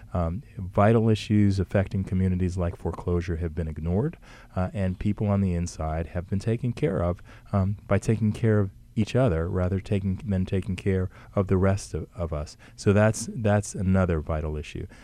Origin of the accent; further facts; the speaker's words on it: Montclair, New Jersey, United States; I was born and raised in Montclair